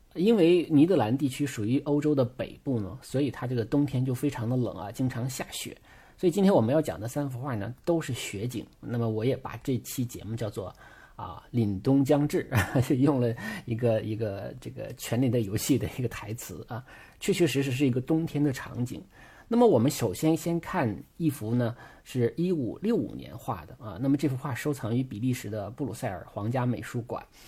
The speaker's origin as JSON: {"language": "Chinese", "region": "Northeast China", "country": "China", "said": "我是东北人，我都能在冰上骑自行车"}